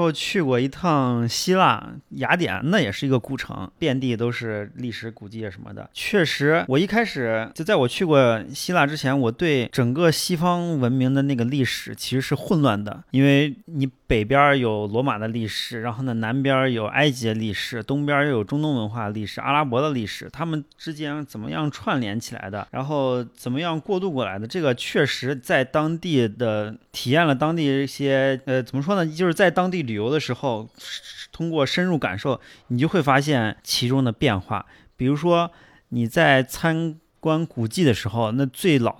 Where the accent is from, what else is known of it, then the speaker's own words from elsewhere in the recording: Xi'an, Shaanxi, China; 如果把我们西安人放在外地去看的话，或者者是外地人来到西安去看的话